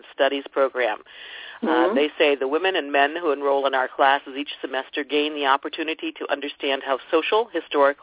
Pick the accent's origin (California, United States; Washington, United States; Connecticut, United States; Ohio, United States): Ohio, United States; I'm from Ohio